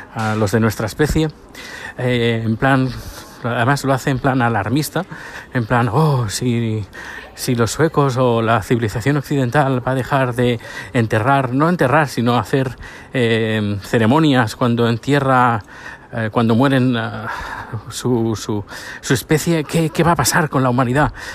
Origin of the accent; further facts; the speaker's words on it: Spain; now in Sweden; nosotros conocemos como españoles